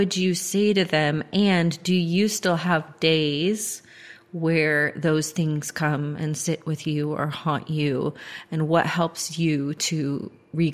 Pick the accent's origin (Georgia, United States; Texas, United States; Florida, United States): Georgia, United States; growing up in Georgia